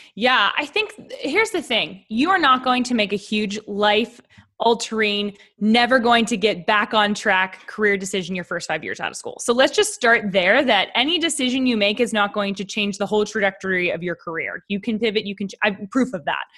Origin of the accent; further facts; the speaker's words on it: Pittsburgh, Pennsylvania, United States; moved away as an adult; also born or lived in New York City; now in Nashville, United States; I grew up in Pittsburgh, Pennsylvania